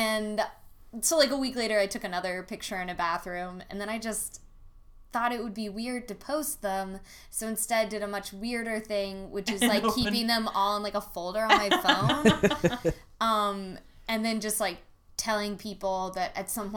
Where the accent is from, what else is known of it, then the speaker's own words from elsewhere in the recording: Virginia Beach, Virginia, United States; moved away as an adult; also born or lived in Richmond, Virginia; now in Orlando, United States; I'm from Virginia Beach, Virginia. And then I went to school in Richmond at VCU